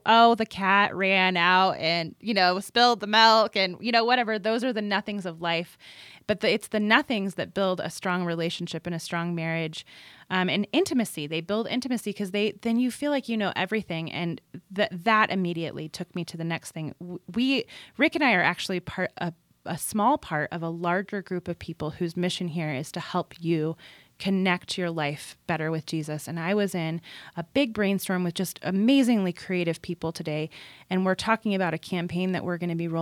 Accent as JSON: {"language": "English", "region": "California", "country": "United States", "tie": "born or raised there", "said": "I grew up in California, and so my sisters and I were all boogie boarders and surfers"}